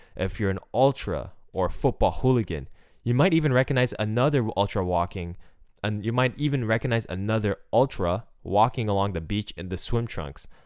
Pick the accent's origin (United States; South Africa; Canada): Canada; Montreal, Quebec; I'm from Montreal. I grew up watching the Canadiens